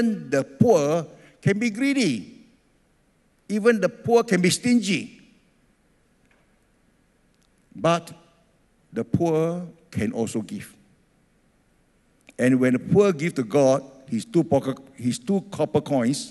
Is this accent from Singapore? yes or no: yes; Singapore; also born or lived in Ethiopia; I grew up in Singapore